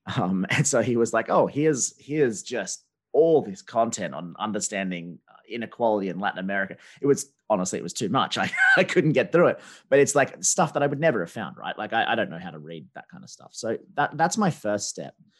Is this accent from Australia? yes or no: yes; Australia; also born or lived in China; now in United Kingdom; I'm Australian, I live in Britain